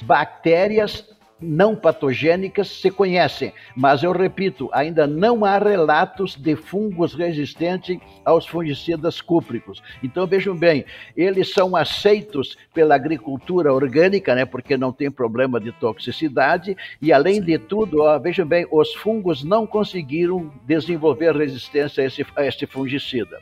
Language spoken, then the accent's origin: Portuguese; Taquara, Rio Grande do Sul, Brazil; also born or lived in Porto Alegre / Piracicaba / Washington, United States; eu sou gaúcho, natural de Taquara, no Rio Grande do Sul